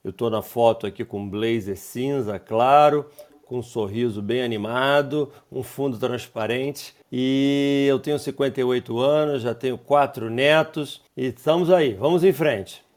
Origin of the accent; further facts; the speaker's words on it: Teresópolis, Rio de Janeiro, Brazil; also born or lived in Petrópolis; eu sou originário de Teresópolis, no Rio de Janeiro, uma cidade pequena